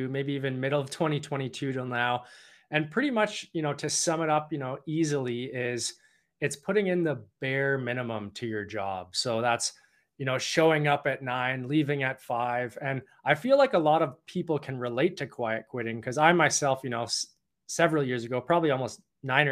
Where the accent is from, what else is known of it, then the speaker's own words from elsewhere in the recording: Toronto, Ontario, Canada; now in Vancouver, Canada; I'm originally from Toronto